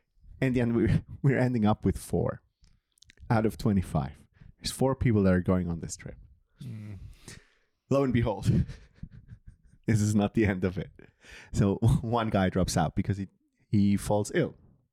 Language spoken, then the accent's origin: English; Bern, Switzerland; And I'm from Bern. So we decided, like, let's go to Chris's hometown.